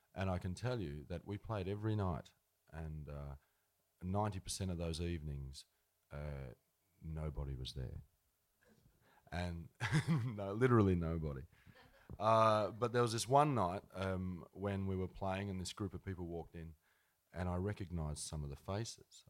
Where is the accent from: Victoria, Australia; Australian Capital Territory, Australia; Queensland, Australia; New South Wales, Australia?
New South Wales, Australia; Ardlethan; also born or lived in Dubbo, New South Wales; there were cheap houses going in Ardlethan. So they moved out there. We could get a house for you know eight or ten grand, a little fibro house there, and uh, that's where we we grew up out there